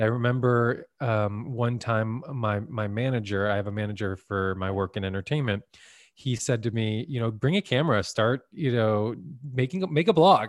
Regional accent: Santa Monica, California, United States; I really stayed in my hometown and, of Santa Monica

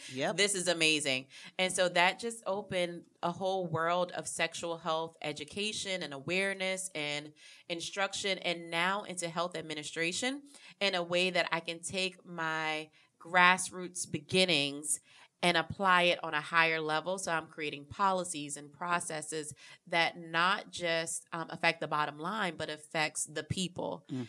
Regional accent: Hollywood, South Carolina, United States; So I'm from Hollywood, South Carolina, born and raised.

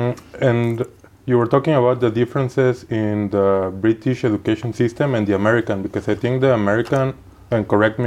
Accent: Mexico; moved away as an adult; also born or lived in Stanford, United States; me growing up in Mexico and going to school in Mexico, law school in Mexico

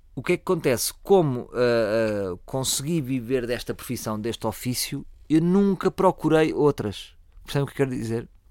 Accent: Lisbon, Portugal; eu sou de Lisboa, portanto, eu tenho muito mais ADN de Lisboa.

